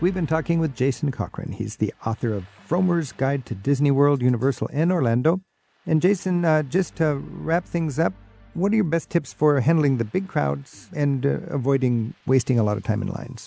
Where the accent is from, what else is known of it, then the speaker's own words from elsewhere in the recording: Languedoc, Occitania, France; I come from the Languedoc, the south part of France.